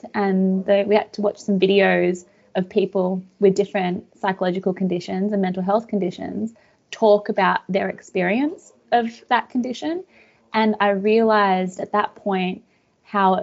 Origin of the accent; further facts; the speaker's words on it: Australia; also born or lived in Budapest, Hungary; I was born in Budapest in Hungary. And my family came out to Australia when I was about 4 years old.